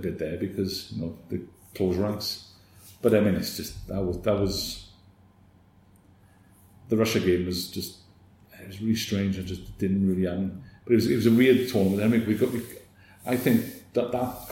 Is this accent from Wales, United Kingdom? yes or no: yes; Merthyr Tydfil, Wales, United Kingdom; I was from Merthyr